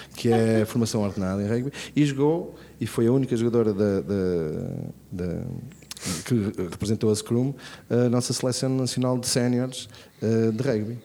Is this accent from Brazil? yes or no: no; Braga, Norte, Portugal; sou de Braga